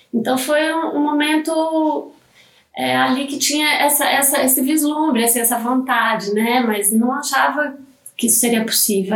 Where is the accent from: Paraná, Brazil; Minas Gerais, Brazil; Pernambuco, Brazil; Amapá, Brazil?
Minas Gerais, Brazil; now in São Paulo, Brazil; eu sou mineira, né? Não sou de, de São Paulo, eu sou de, de Minas